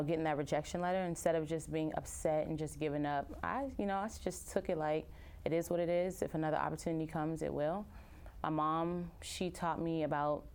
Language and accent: English; Upper Marlboro, Maryland, United States; I am a Nigerian American, born and raised in Upper Marlboro, Maryland